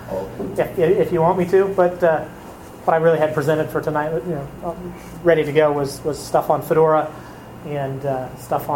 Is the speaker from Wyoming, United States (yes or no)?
yes; Wyoming, United States; moved away as an adult; I grew up just south of the Tetons on the western edge of Wyoming.